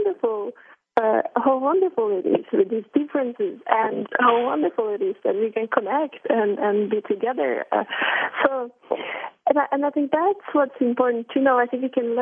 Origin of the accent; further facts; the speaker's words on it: Norway; I come from Norway, so it's a country with very egalitarian society